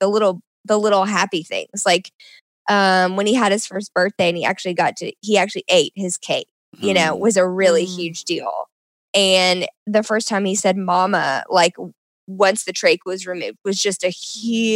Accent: Nashville, Tennessee, United States; Like I live in Nashville, and I grew up in Nashville

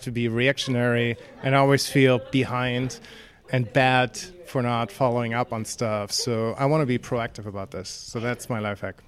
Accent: Seattle, Washington, United States; I'm from Seattle, United States

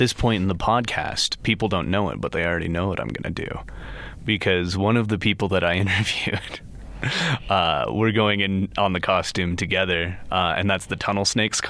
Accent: Las Vegas, Nevada, United States; now in Idaho, United States; I'm from Las Vegas

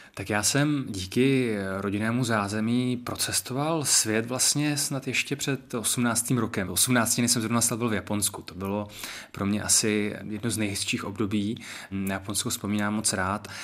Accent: Český Krumlov, South Bohemian Region, Czechia; I to dětství pro mě v Krumlově prostě bylo naplňující

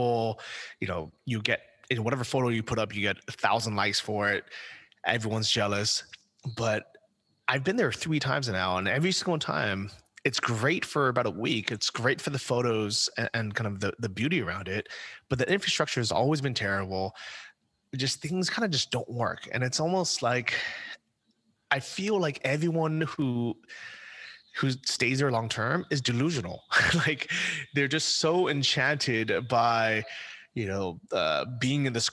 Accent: United States; moved away; as an American

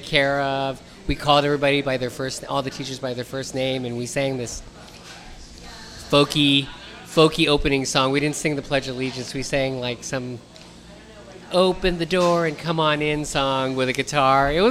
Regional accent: San Francisco, California, United States; growing up in North Beach

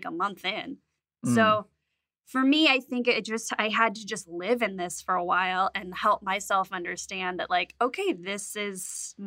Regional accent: Las Vegas, Nevada, United States; I'm from Vegas

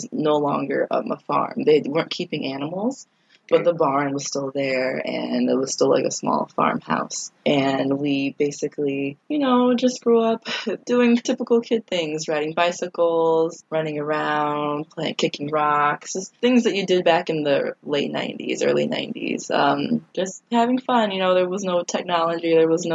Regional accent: West Valley, New York, United States; moved away as an adult; also born or lived in Chicago, Illinois; now in Washington, D.C., United States; I grew up in a small town called West Valley, New York

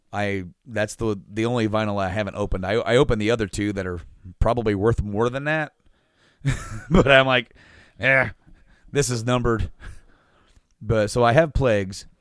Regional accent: central Indiana, United States; where we're from, and we said, you know, from, you know, central Indiana

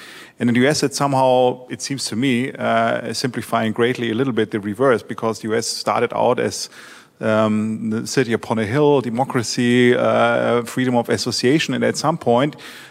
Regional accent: Germany; now in United States; So I am from Germany, so I know the system of co-determination there

